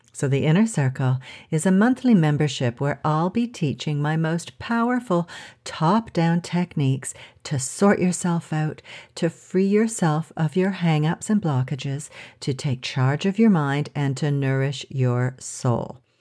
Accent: Canada; moved away as an adult; now in France; as a Canadian

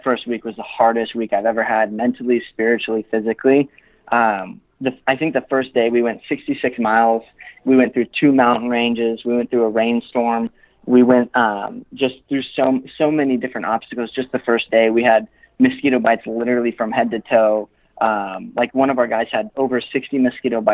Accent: Los Angeles, California, United States; So we're all from California. We're all from

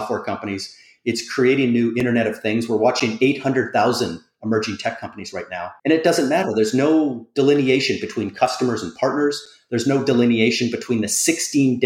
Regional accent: Canada; as a Canadian

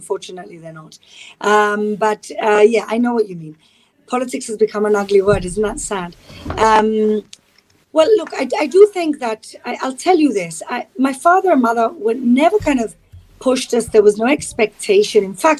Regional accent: Gibraltar; You know, it's like, it's very kind of kibbutzy in a way. It's like a small town where everybody really knows it. If you're Jewish, everybody knows you and they know your business.

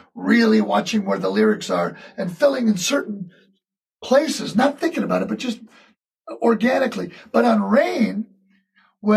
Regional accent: Detroit, Michigan, United States; Growing up in Detroit

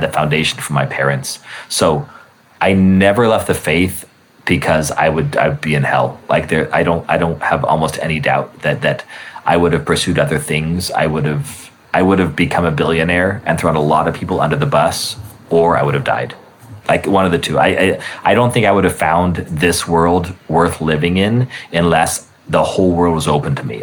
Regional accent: Albuquerque, New Mexico, United States; moved away; I grew up in Albuquerque

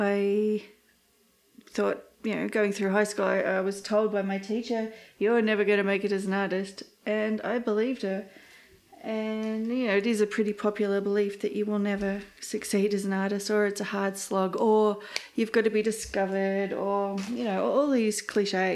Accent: Australia; myself as just an Australian artist

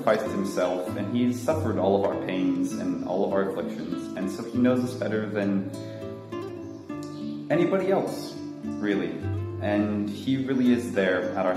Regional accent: Utah, United States; moved away as an adult; now in Santa Maria, Brazil; I'm from Utah.

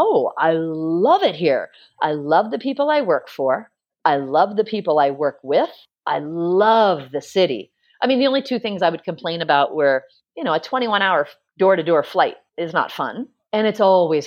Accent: United States; moved away as an adult; also born or lived in Hong Kong / Spain / Singapore; as an American

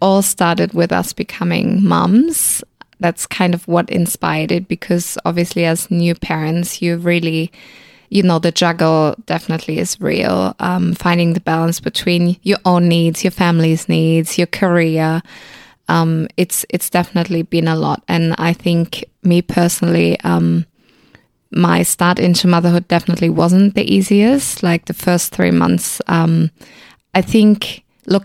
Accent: Germany; moved away as an adult; now in Australia; I'm originally from Germany and I've been living in Australia for about 8 years

